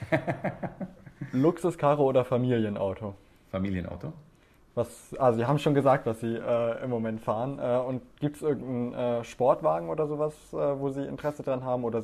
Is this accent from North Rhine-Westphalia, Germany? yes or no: no; Bavaria, Germany; ich komme aus Bayern